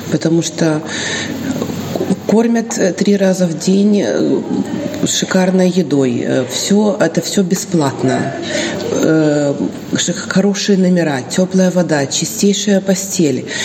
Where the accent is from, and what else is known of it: Odesa, Odesa Oblast, Ukraine; now in Dubăsari, Moldova